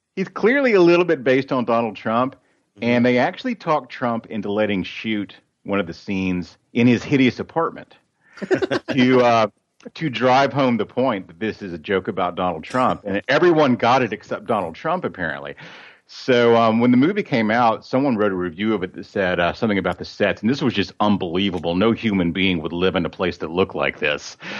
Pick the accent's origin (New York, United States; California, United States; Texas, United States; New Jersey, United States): Texas, United States; Lubbock; I'm a guy from Lubbock, Texas.